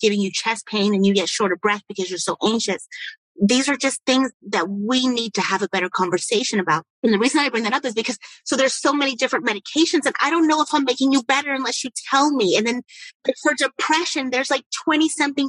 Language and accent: English; United States; we as Americans